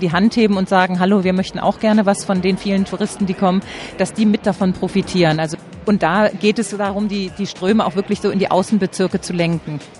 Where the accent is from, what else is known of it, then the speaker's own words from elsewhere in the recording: Berlin, Germany; ich bin auch in Berlin geboren